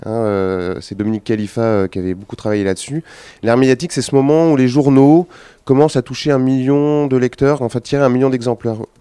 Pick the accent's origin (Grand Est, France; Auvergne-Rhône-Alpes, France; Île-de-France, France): Auvergne-Rhône-Alpes, France; Lyon; moi, je suis lyonnais